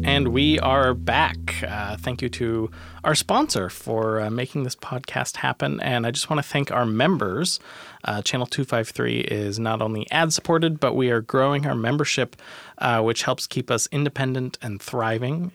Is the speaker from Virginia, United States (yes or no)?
no; Tacoma, Washington, United States; I'm from Tacoma